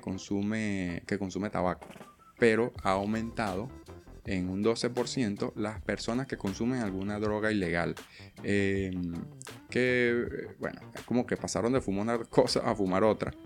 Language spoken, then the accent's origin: Spanish; Venezuela; now in Argentina; yo vengo de Venezuela